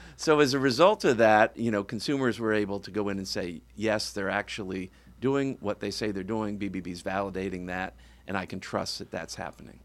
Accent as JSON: {"language": "English", "region": "suburban Virginia", "country": "United States", "tie": "born or raised there", "moved": "as an adult", "lives_now": "Florida, United States", "said": "my father was a school teacher and decided that he couldn't make a good living in West Virginia, so he moved us down, uh, outside of D C in Virginia, suburban, uh, Virginia. And I lived there most of my life"}